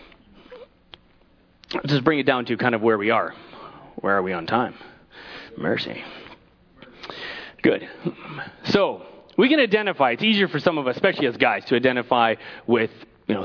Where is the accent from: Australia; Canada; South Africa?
Canada; I'm Canadian